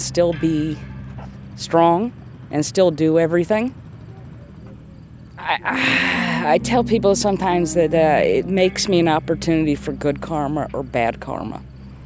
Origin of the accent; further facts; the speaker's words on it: Gaffney, South Carolina, United States; I'm from Gaffney, South Carolina.